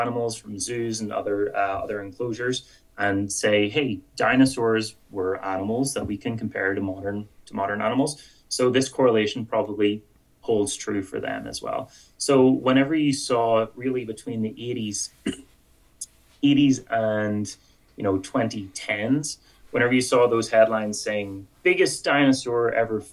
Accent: Ireland; accent: Irish; moved away as an adult; now in Edmonton, Canada; with my Irish accent

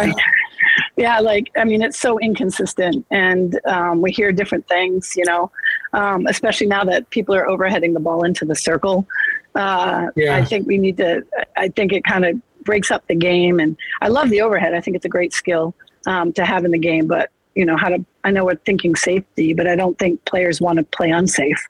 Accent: Massachusetts, United States; moved away; I grew up in Massachusetts

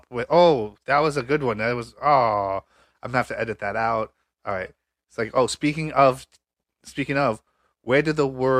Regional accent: Michigan, United States; I'm from Michigan.

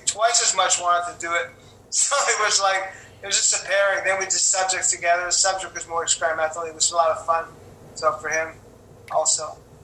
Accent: Quebec, Canada; also born or lived in Los Angeles; my hometown or my home country or my, even my own my own uh, province, which is Quebec

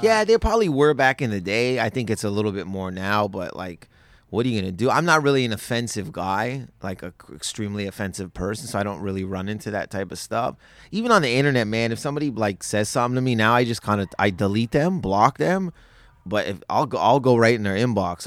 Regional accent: Windsor, Ontario, Canada; in Windsor, uh, where I'm, was, was born

